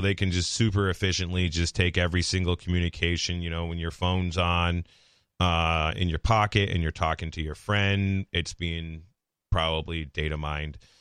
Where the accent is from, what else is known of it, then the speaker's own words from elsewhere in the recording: Palmer, Massachusetts, United States; I grew up in Palmer.